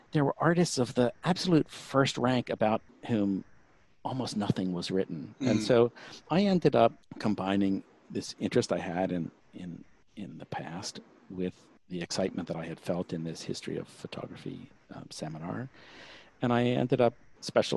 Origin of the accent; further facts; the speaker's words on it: Baltimore, Maryland, United States; moved away as an adult; now in Houston, United States; I grew up in Baltimore, so I took art classes at the Baltimore Museum of Art